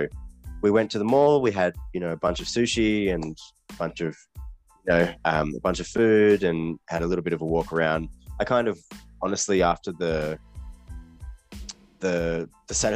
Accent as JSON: {"language": "English", "town": "Malang", "region": "East Java", "country": "Indonesia", "tie": "born or raised there", "said": "my hometown, Malang"}